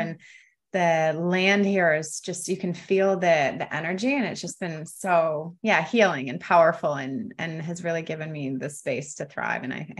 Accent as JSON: {"language": "English", "town": "London", "region": "Ontario", "country": "Canada", "tie": "born or raised there", "moved": "yes", "lives_now": "Costa Rica", "said": "I grew up in London, Ontario, for any Canadians over there."}